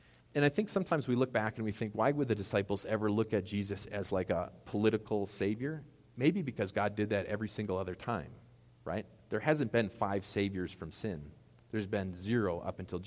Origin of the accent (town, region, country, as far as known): United States